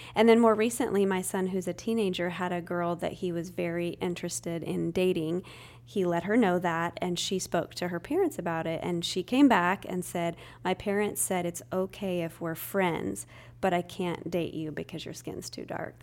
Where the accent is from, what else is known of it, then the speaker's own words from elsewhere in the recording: Spokane, Washington, United States; moved away as an adult; now in Tennessee, United States; I was born and raised in the Northwest, Spokane, Washington, but I've been here in Tennessee for about twenty years